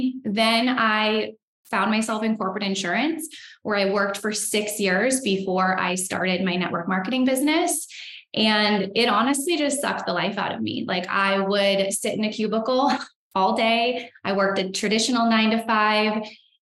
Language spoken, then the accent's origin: English; California, United States; moved away as an adult; now in Idaho, United States; I am born and raised in California